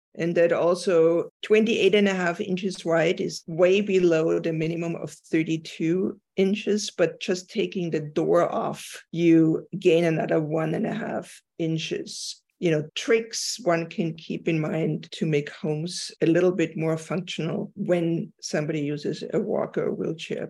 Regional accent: Austria; moved away; I'm from Austria

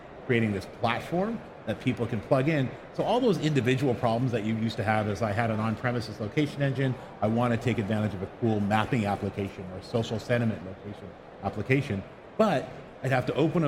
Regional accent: Canada; born or raised there; accent: Canadian; moved away as an adult; now in Bay Area, United States

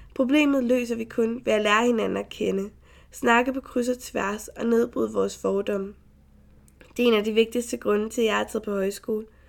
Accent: Frederiksberg, Capital Region of Denmark, Denmark; jeg er født og opvokset på Frederiksberg

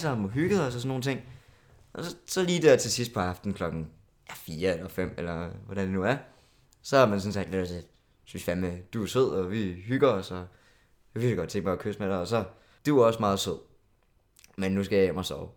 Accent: South Funen, Southern Denmark, Denmark; moved away as an adult; now in Copenhagen, Denmark; jeg er fra Sydfyn. Øhm, så jeg er flyttet til København

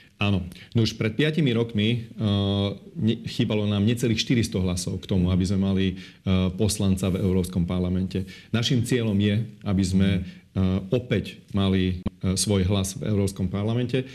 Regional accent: Slovakia; ako Maďar na Slovensku Eh, viem, eh, poznám dve kultúry, aj slovenskú kultúru, aj maďarskú kultúru

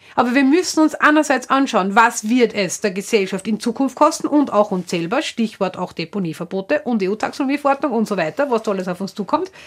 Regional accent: Upper Austria, Austria; Man hört vielleicht an meiner Sprache, ich stamme aus Oberösterreich

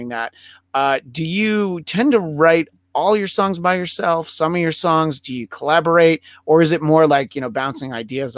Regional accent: outside of New York City, United States; moved away as an adult; now in Los Angeles, United States; I grew up outside of New York City

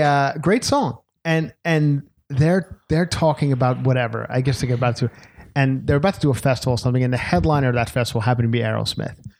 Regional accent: Long Island, New York, United States; moved away; my hometown of Long Island

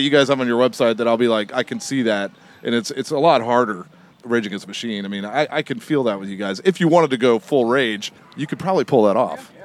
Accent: Long Beach, California, United States; I'm, from Long Beach too

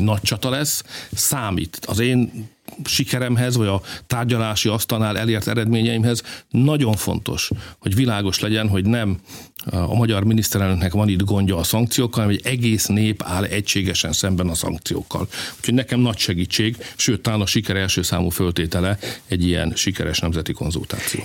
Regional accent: Hungary; mi magyarok vagyunk

